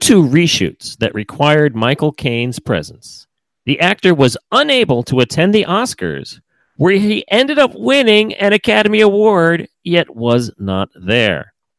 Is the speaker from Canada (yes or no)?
no; Australia; I'm Australian, it rhymes.